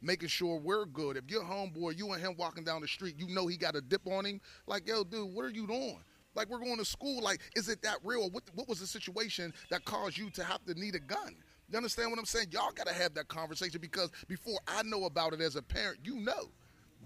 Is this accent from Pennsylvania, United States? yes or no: yes; Pittsburgh, Pennsylvania, United States; I grew up in Hazelwood